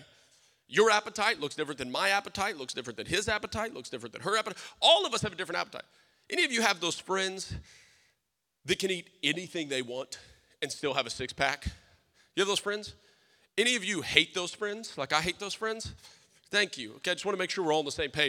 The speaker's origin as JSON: {"language": "English", "region": "South Louisiana", "country": "United States", "tie": "born or raised there", "said": "I'm a Cajun. I'm from South Louisiana. We didn't have sushi"}